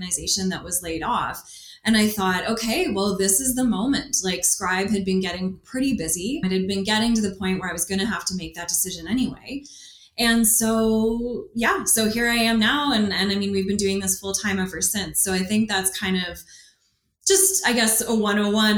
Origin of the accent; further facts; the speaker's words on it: Halifax, Nova Scotia, Canada; moved away as an adult; now in Alberta, Canada; I'm originally from Canada's East Coast, so I'm from Halifax. I've been in Alberta for about 10 years